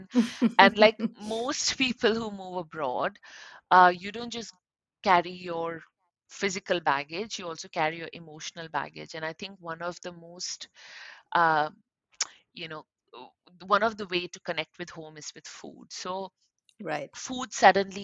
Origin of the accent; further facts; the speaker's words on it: Ulhasnagar, Maharashtra, India; moved away as an adult; also born or lived in Mumbai, India; now in Sydney, Australia; I grew up in a city that, actually not a city, a town, that was Ulhasnagar